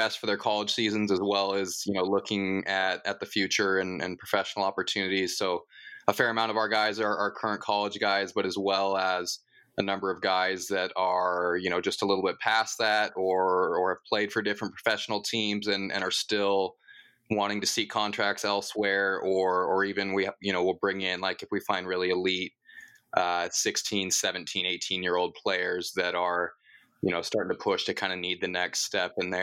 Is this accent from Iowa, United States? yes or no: no; Portland, Oregon, United States; also born or lived in Troutdale, Oregon / Colorado; I'm from Portland area, born here, as well as lived for, was born in Portland, lived there until I was about 10 years old, and family moved just a little bit east